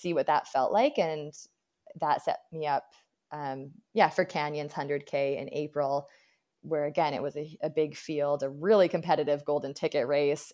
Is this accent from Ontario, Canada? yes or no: no; Abbotsford, British Columbia, Canada; my hometown